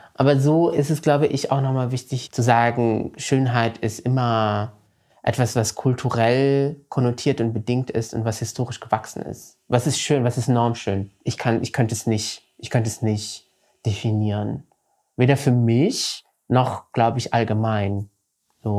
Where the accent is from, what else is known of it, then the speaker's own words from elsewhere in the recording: Morocco; moved away; ich bin ja in Marokko zur Schule gegangen